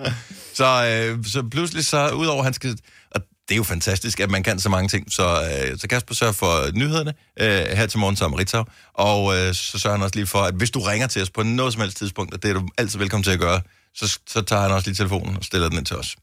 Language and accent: Danish; Denmark